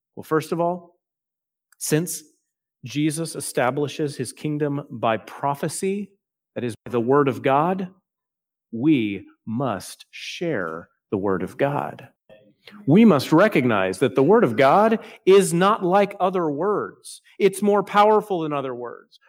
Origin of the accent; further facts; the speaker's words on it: Texas, United States; now in South Carolina, United States; I'm still thinking as a Texan.